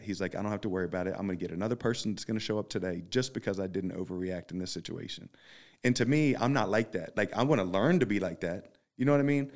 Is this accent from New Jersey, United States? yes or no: no; Philadelphia, Pennsylvania, United States; I'm from Philly